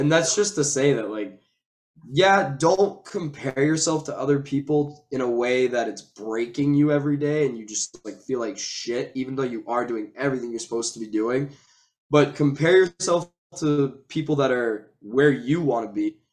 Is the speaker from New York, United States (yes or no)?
no; Massachusetts, United States; I'm from Massachusetts.